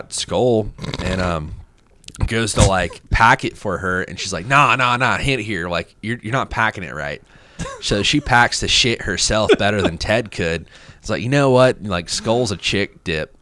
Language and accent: English; Florida, United States; now in Clarksville, United States; I'm like, you know, from Florida.